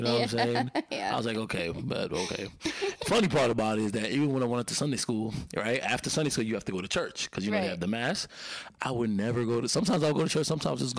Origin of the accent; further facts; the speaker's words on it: New York City, New York, United States; Well, I'm from Brooklyn, New York, born and raised, you know, born.